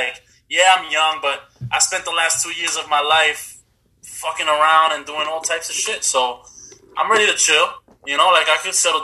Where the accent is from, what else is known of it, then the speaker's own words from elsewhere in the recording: New York City, New York, United States; now in Los Angeles, United States; I'm a motherfucker from the Bronx